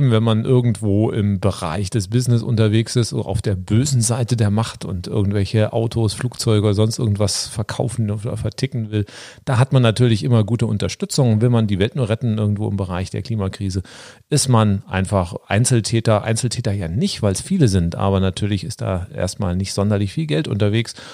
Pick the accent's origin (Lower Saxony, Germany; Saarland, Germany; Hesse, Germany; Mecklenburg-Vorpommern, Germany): Hesse, Germany; Frankfurt; also born or lived in Swabia / Spain; now in Berlin, Germany; bin, gebürtiger Schwabe, genau. Wir sind zusammen in Frankfurt am Main aufgewachsen, waren mal in Spanien, in Berlin, wohnen jetzt auch in Berlin.